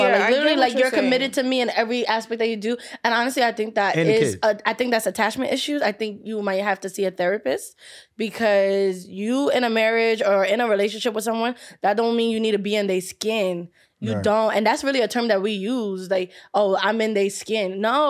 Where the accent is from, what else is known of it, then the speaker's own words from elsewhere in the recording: Brooklyn, New York, United States; I'm a New York girl. And I know how y'all are. I'm from Brooklyn